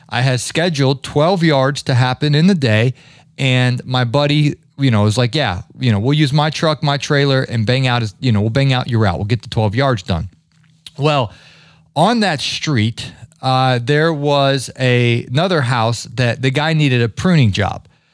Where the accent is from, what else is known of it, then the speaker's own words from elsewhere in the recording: Ohio, United States; growing up in Ohio